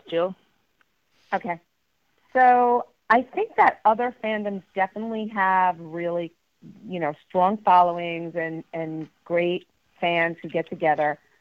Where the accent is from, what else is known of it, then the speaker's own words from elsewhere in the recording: Mount Kisco, New York, United States; I hail from Westchester County, New York, uh, specifically Mount Kisco